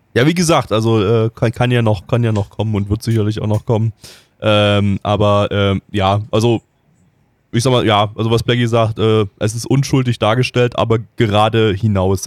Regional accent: Germany; wir sind Deutsche

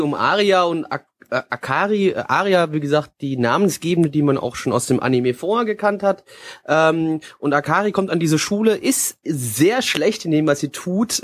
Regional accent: Germany; Ich bin Deutscher, da rede ich auch Deutsch.

